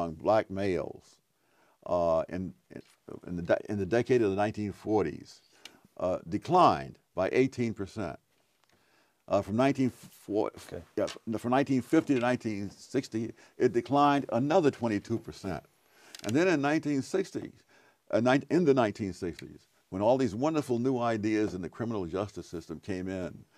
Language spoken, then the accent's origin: English; New York City, New York, United States; When I grew up in Harlem in the 40s and 50s